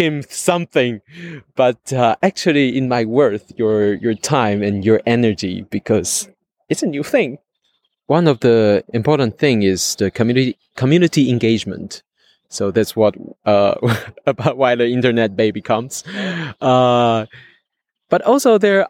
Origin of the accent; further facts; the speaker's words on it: Taiwan; from Taiwan